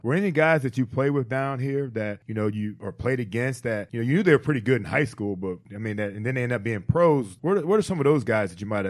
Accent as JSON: {"language": "English", "town": "Cleveland", "region": "Ohio", "country": "United States", "tie": "born or raised there", "said": "I grew up in Cleveland, a huge Browns fan"}